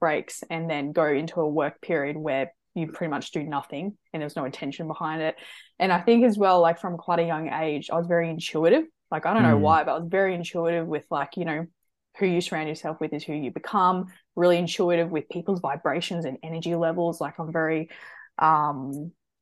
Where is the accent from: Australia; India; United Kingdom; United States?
Australia; Brisbane, Queensland; So I'm from Brisbane. So always been from Brisbane. Half my family's actually German, my other half's actually English. But I'm full Australian. So yeah, no, I grew up in Brisbane